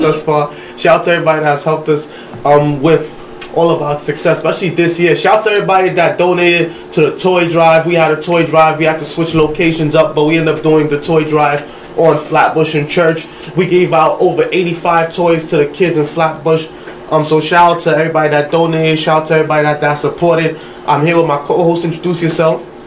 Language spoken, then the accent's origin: English; Haiti; the three of us is Haitian